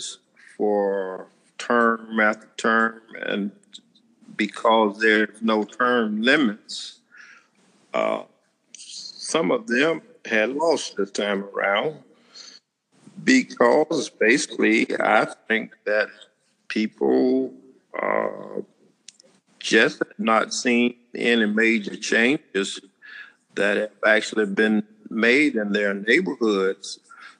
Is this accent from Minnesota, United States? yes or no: no; Brunswick, Georgia, United States; I was born in Brunswick, Georgia. Graduate of Risley High School